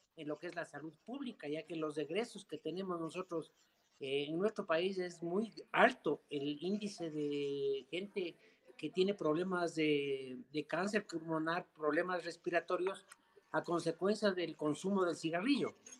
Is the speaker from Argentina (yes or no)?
no; Ecuador; somos un país en desarrollo